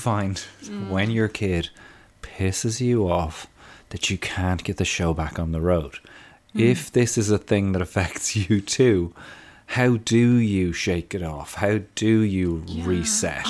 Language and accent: English; Kildare, Leinster, Ireland; as a Kildare man